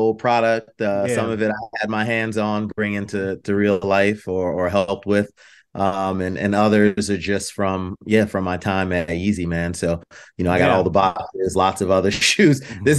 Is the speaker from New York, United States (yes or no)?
yes; New York, United States; You know, I'm originally from the East Coast and born in New York.